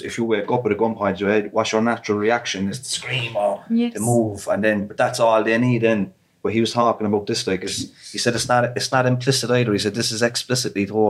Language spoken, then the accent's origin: English; Ireland; as an Irish citizen, a European Union resident